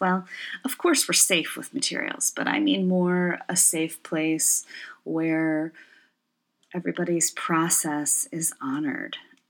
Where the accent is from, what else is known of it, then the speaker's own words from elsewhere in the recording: Michigan, United States; also born or lived in Ontario, Canada; now in Portland, United States; I work and live in Portland, Oregon. I was originally from the Great Lakes region, and I say it like that because I grew up bouncing a bit between Michigan and Ontario, Canada throughout my childhood, and grew up the youngest of six.